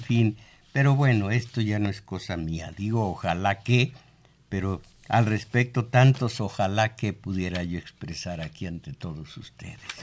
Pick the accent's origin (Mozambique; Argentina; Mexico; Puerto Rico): Mexico; Jalpa, Zacatecas; now in Mexico City, Mexico; ya venía yo hablando como los de Jalpa